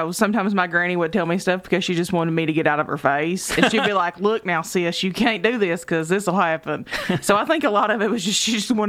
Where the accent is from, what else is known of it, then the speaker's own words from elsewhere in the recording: Eastern Kentucky, United States; We're from Eastern Kentucky